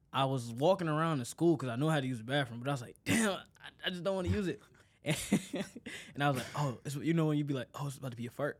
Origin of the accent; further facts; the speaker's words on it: Detroit, Michigan, United States; born and raised in Detroit